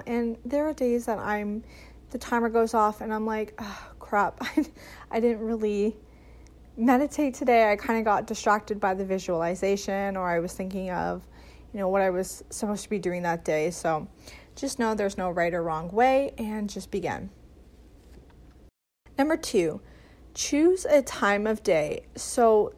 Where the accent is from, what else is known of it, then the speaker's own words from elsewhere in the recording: Canada; as a Canadian myself